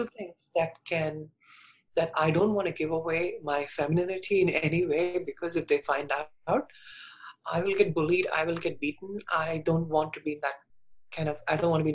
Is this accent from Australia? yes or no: no; India; moved away; So I was born in India, and when I was 4 years old, I knew I was different.